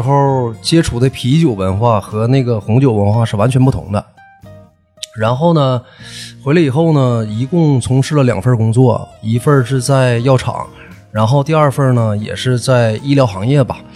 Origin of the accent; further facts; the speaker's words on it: Northeast China, China; accent: Northeastern Mandarin (东北话); 按我们东北话说就是酒人儿